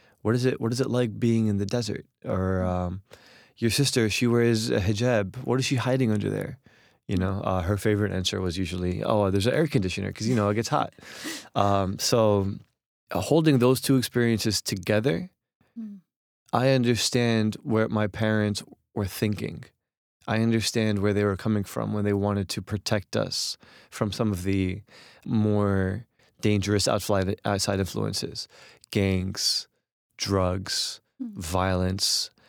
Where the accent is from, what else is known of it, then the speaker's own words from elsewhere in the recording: Jersey City, New Jersey, United States; So the thing about Jersey City specifically is that a lot of Egyptian immigrants end up there because there's a very strong Egyptian, specifically Muslim community.